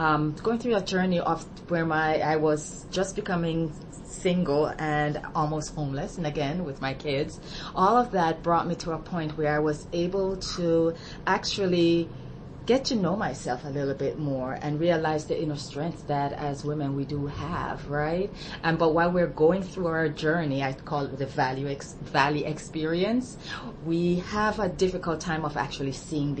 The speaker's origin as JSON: {"language": "English", "country": "Jamaica", "moved": "as an adult", "said": "I'm from Jamaica originally, and I came here 30-odd years ago"}